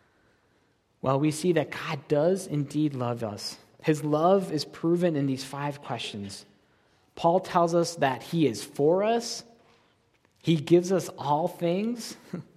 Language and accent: English; Buffalo, New York, United States; now in Kansas City, United States; I'm from Buffalo, New York